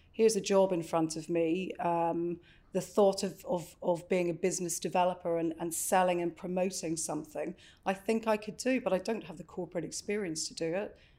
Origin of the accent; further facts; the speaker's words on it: Northern Ireland, United Kingdom; moved away; I grew up in Northern Ireland in a little coastal town and went to university in Belfast in Queens